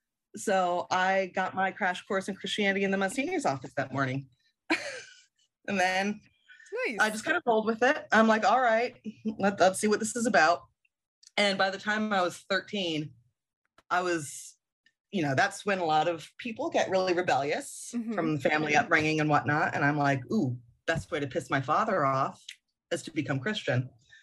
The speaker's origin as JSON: {"language": "English", "country": "Germany", "tie": "born or raised there", "said": "So I grew up overseas in West Germany in the 80s, excuse me, and I didn't have a lot of interaction with any other faiths."}